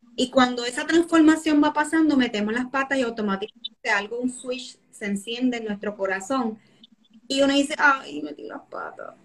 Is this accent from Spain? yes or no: no; Puerto Rico; somos boricuas